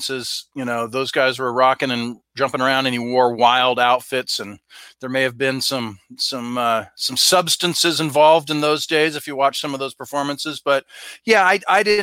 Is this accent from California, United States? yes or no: yes; Southern California, United States; I grew up in Southern California